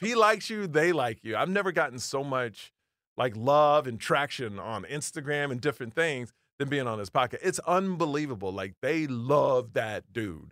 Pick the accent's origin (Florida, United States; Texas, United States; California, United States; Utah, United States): Texas, United States; Houston; I grew up in Houston, Texas